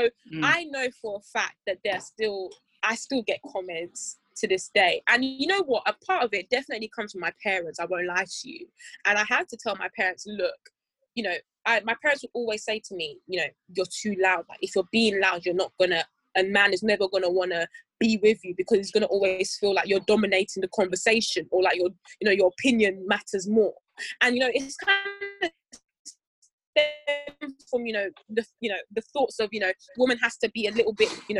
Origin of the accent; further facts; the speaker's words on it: Nigeria; It's because we're black and we're Nigerian, for example.